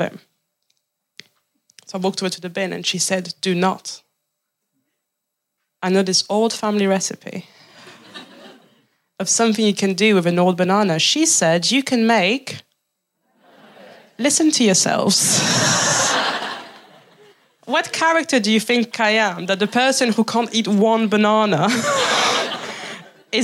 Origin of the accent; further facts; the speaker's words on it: France; now in England, United Kingdom; I'm from France